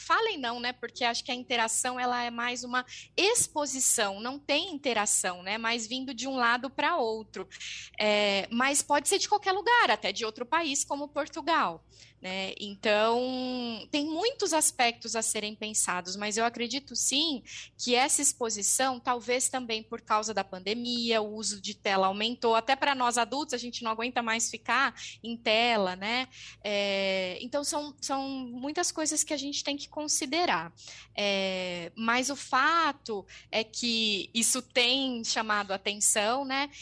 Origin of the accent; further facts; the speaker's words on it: interior of São Paulo state, Brazil; accent: paulista caipira; a variante falada no interior, que é o meu, o meu R caipira